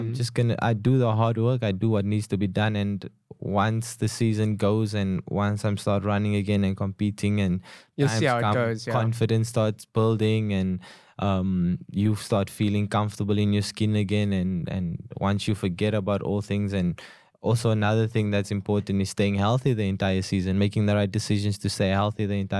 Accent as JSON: {"language": "English", "town": "Cape Town", "region": "Western Cape", "country": "South Africa", "tie": "born or raised there", "said": "So growing up in Cape Town"}